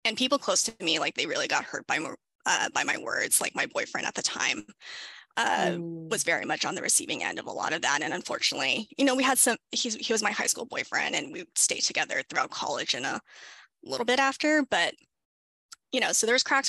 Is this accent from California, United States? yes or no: yes; Southern California, United States; I was born and raised in Southern California